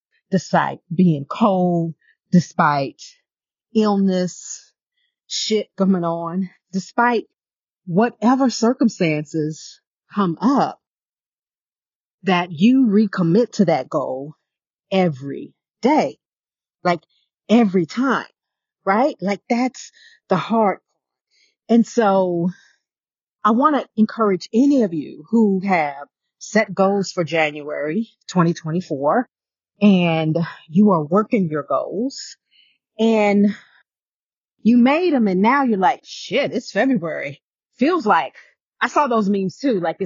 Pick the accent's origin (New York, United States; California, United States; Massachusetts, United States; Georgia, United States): New York, United States; New York City; I was born in Brooklyn